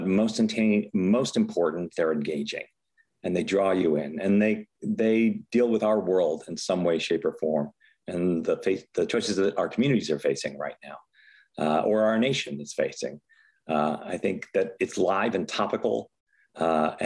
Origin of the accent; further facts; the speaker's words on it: Chicago, Illinois, United States; moved away as an adult; also born or lived in San Francisco / New York; now in Sacramento, United States; I grew up in Chicago